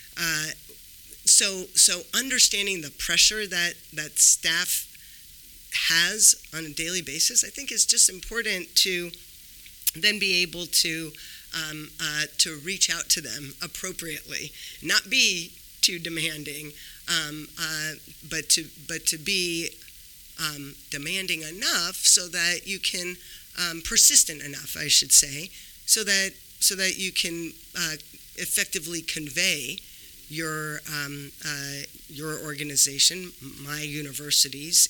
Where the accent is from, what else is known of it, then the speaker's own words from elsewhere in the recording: California, United States; moved away as an adult; also born or lived in Washington, D.C. / Austin, Texas; now in Los Angeles, United States; I thought I'll be here for 2 years, then I'll go back home to California